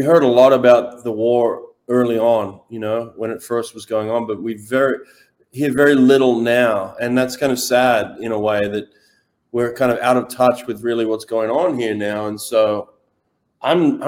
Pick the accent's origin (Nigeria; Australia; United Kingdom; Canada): Australia; I'm Australian